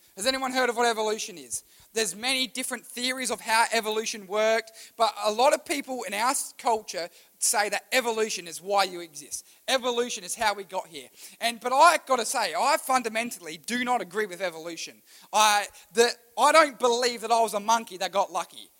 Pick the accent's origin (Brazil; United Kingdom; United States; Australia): Australia; I was born in Australia